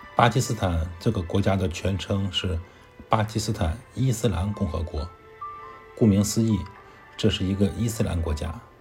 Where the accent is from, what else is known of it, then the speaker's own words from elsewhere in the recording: China; moved away as an adult; now in Islamabad, Pakistan; 我一个中国人在咱马路边